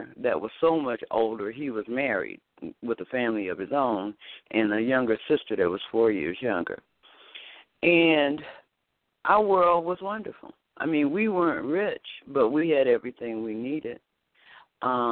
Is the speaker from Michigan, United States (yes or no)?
yes; Detroit, Michigan, United States; I was born and raised in Detroit, Michigan